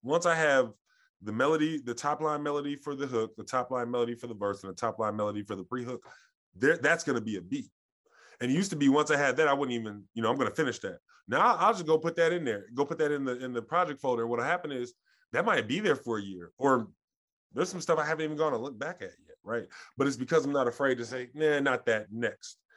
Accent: Columbus, Ohio, United States; I grew up in Columbus

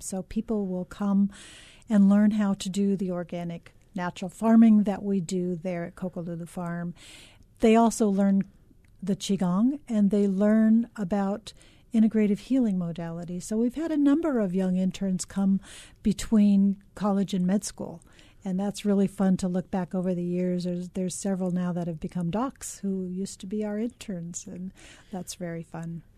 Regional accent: Los Angeles, California, United States; now in Hawaii, United States; I grew up in Los Angeles

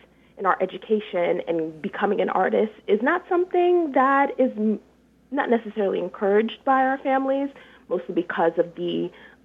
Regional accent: Detroit, Michigan, United States; So I grew up in what is now called Midtown, Detroit

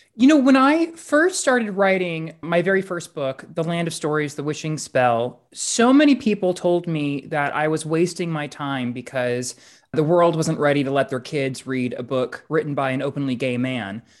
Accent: Central Valley, California, United States; moved away; I've lived a lot of places since, since growing up in the Central Valley

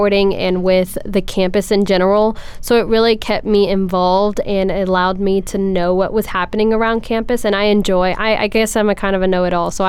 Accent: Arcola, Texas, United States; moved away as an adult; now in Lubbock, United States; I am a senior from Arcola, Texas, down south in Houston

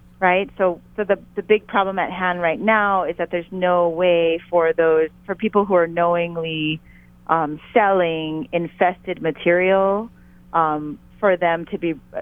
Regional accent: Hawaii, United States; as a Hawaiian

